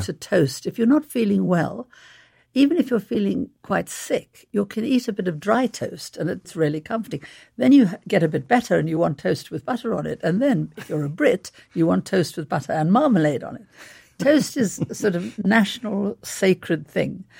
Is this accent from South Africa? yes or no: yes; South Africa; moved away; also born or lived in London; I grew up in South Africa